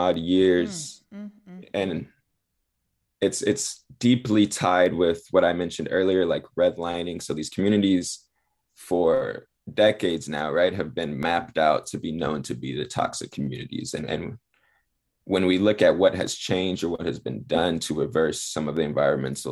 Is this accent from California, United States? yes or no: yes; Los Angeles, California, United States; moved away as an adult; also born or lived in Chicago; I'm actually from the Harbor area of Los Angeles. I grew up in Harbor City in Wilmington, right outside of the port of Los Angeles